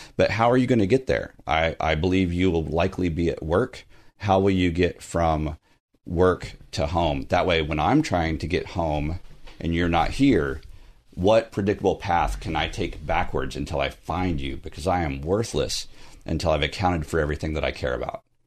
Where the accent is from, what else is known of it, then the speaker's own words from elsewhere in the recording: Southern Texas, United States; now in Burbank, United States; I'm from Southern Texas